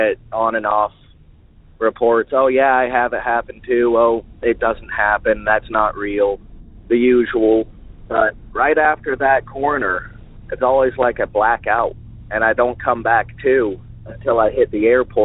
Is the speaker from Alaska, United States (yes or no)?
yes; Alaska, United States; I'm from Alaska.